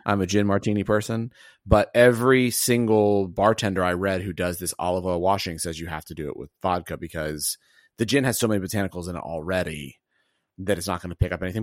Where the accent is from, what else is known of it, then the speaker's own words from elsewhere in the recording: Alabama, United States; moved away; also born or lived in Atlanta / Connecticut; I'm from Alabama.